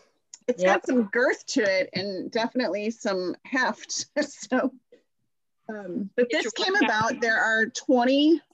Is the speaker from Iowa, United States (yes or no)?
no; Texas, United States; now in Minnesota, United States; I grew up in Texas and I'm in Minnesota now.